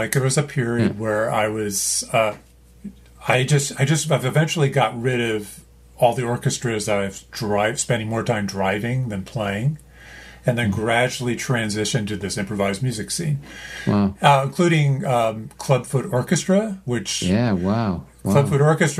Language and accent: English; Canada; I'm Canadian. Eh?